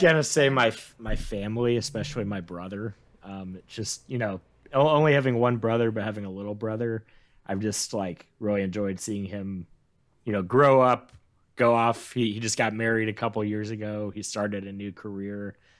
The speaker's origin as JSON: {"language": "English", "region": "Midwest", "country": "United States", "tie": "born or raised there", "said": "growing up in the Midwest"}